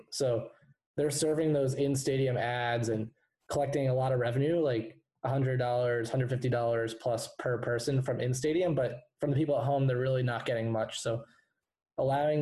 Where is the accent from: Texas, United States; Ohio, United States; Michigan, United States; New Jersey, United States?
New Jersey, United States; also born or lived in Massachusetts; So I'm from New Jersey. Grew up here and went to college up in Massachusetts